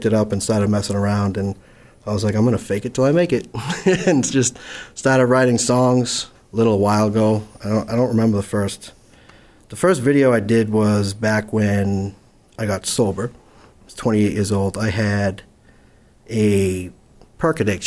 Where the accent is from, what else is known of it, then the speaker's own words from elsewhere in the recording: Holbrook, Massachusetts, United States; I'm from Holbrook, Massachusetts